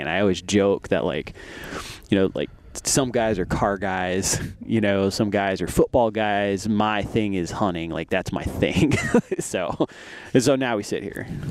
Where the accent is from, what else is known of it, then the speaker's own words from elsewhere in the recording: Arizona, United States; also born or lived in Albuquerque, New Mexico / New York; when I was nine, uh, moved out to Arizona, and I've been here ever since.